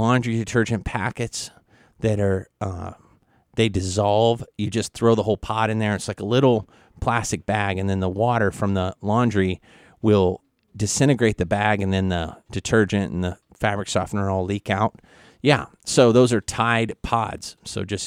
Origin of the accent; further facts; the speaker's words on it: Kansas City, United States; also born or lived in New Hampshire; now in Guam; Kansas City, 13 degrees, my hometown